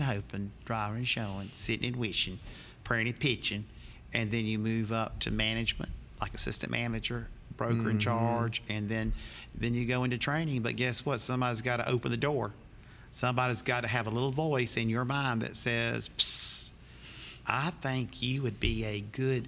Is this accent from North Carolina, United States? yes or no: yes; Charlotte, North Carolina, United States; I was born and raised in Charlotte, North Carolina